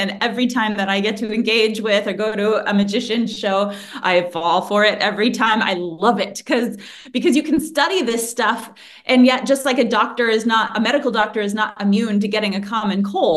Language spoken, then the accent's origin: English; United States; I'm from the United States